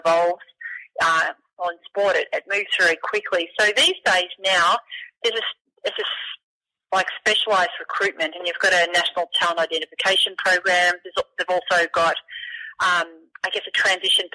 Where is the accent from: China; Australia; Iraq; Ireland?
Australia; Beaumaris, Brighton, Victoria; we moved from Beaumaris to Brighton, and I went to a trampoline all the time at the Brighton Rec Centre